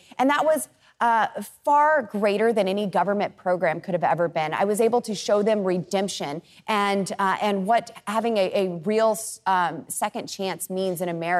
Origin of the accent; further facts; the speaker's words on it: United States; the Garfield County Jail, right there in my hometown.